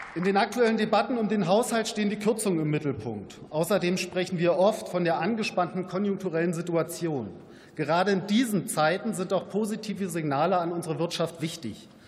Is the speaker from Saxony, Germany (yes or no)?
no; Brandenburg, Germany; meiner Heimat Brandenburg